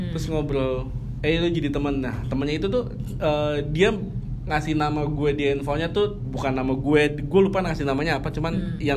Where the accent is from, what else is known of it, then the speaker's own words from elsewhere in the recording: Jakarta, Indonesia; Betawi, bokap gue hmm. Padang, nyokap gue Jawa.